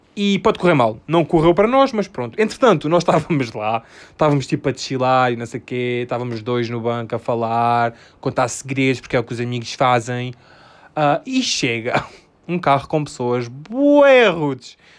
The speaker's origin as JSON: {"language": "Portuguese", "region": "Alentejo", "country": "Portugal", "said": "Eu sou do Alentejo."}